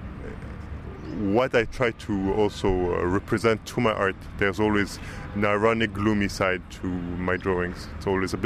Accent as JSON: {"language": "English", "town": "Beirut", "region": "Beirut Governorate", "country": "Lebanon", "tie": "born or raised there", "said": "I grew up in the West. I went to a French school in the West, then went to the American University in the West"}